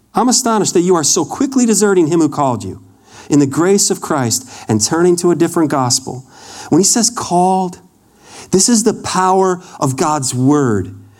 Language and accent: English; Wisconsin, United States; moved away; I grew up in Wisconsin. When we moved to Wisconsin in 1980